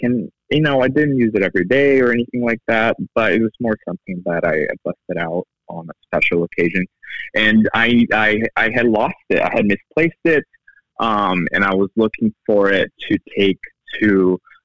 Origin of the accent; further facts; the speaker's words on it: Brazil; now in United States; I'm originally from Brazil, but I've been here all of my adult life in the U.S.